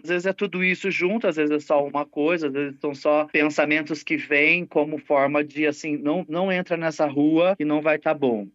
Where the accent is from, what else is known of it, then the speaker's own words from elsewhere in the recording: Poços de Caldas, Minas Gerais, Brazil; moved away; Eu sou natural de Poços de Caldas, que é sul de Minas